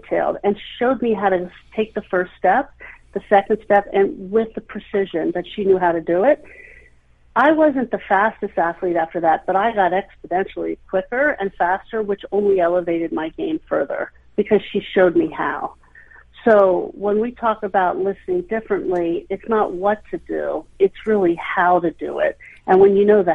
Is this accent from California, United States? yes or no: no; Hershey, Pennsylvania, United States; I grew up in Hershey